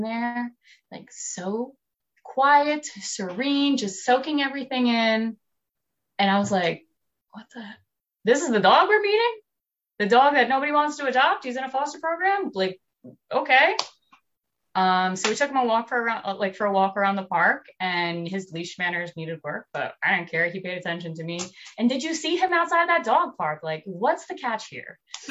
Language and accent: English; New Jersey, United States; I'm from New Jersey